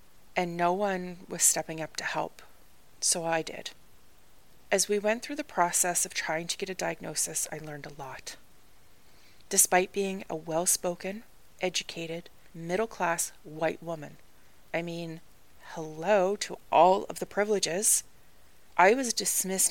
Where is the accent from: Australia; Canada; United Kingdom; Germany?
Canada; moved away as an adult; also born or lived in Ireland; I am Canadian.